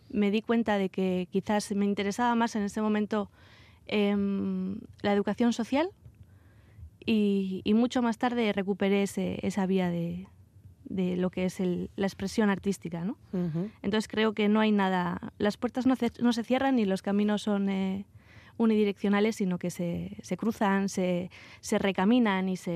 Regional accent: Vitoria-Gasteiz, Basque Country, Spain; moved away as an adult; salí, salí de Vitoria eh, a los 18 años y hace poco regresé a, Álava.

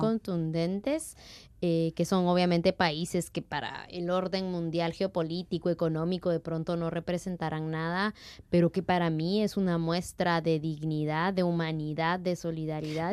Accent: Totonicapán, Guatemala; now in Basque Country, Spain; la gente de 48 cantones que somos de Totonicapán

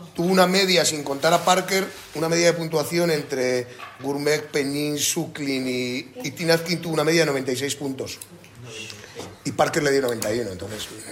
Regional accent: La Rioja, Spain; mi tierra, de mi comarca y, de mis vinos

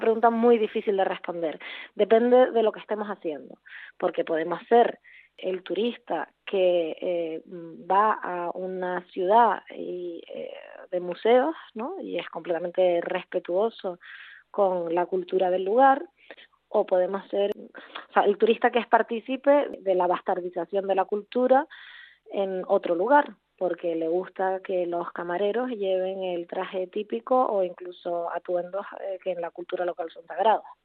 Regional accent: Puerto de la Cruz, Canary Islands, Spain; also born or lived in Barcelona / Berlin; soy eh, canaria, concretamente de Tenerife, donde eh, crecí y donde vivo ahora

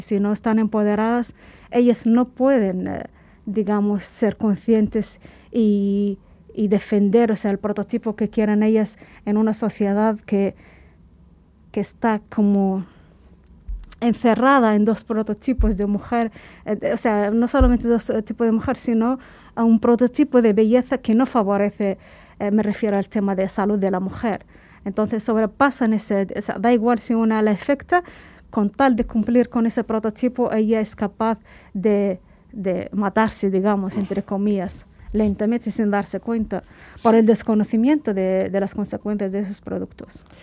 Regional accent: Cuba; moved away as an adult; also born or lived in Dakhla, Western Sahara; hemos pasado eh, nuestra adolescencia, juventud, hemos formado nuestra personalidad allí

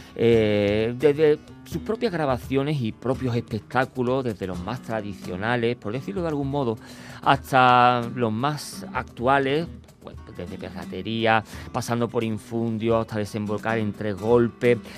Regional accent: Andalusia, Spain; accent: Andalusian; moved away; nuestro acento, nuestro dialecto y nuestra habla andaluz

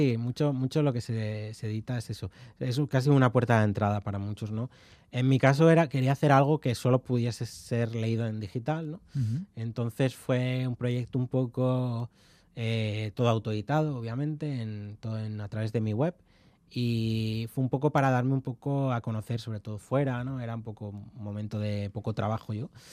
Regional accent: León, Castile and León, Spain; also born or lived in Carrizo de la Ribera; soy de León y mi pueblo es de Carriz de la Ribera, es el pueblo de mi madre y, yo he veraneado allí

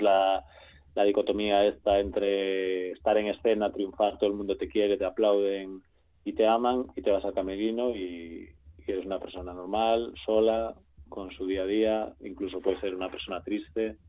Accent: Galicia, Spain; allí en Galicia, yo soy gallego.

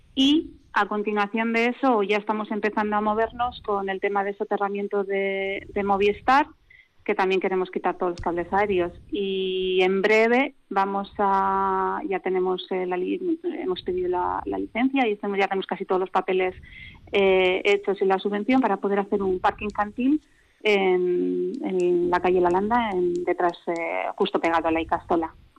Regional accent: Bilbao, Basque Country, Spain; also born or lived in Vitoria; now in Durana, Spain; nací en Bilbao, resido en Vitoria desde hace muchos años

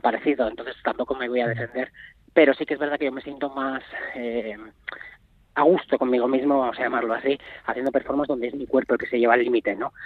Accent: Navarre, Spain; also born or lived in Madrid; nacido en Madrid, pero yo soy de Navarra de toda la vida, soy de Navarroa, de hecho vivo desde que tenía tres o cuatro días de edad en Navarra

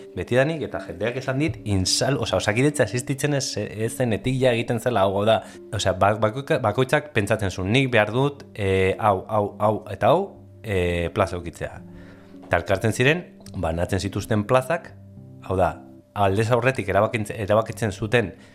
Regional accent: Basauri, Basque Country, Spain; basauri, basauri arra izanek, e, bakarrik ezagutu dut maketoen mundu hori

